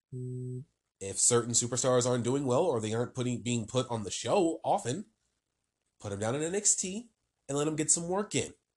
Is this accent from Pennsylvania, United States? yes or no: no; New Jersey, United States; my home state of New Jersey